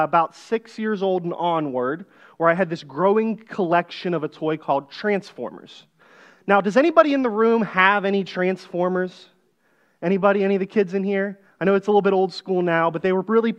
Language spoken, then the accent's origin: English; just south of Pittsburgh, Pennsylvania, United States; I grew up here in Pennsylvania, but on the west side of the state, just south of Pittsburgh in a little farming town